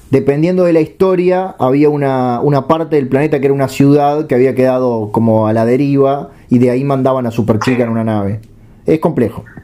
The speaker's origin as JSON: {"language": "Spanish", "country": "Uruguay", "said": "Soy uruguayo"}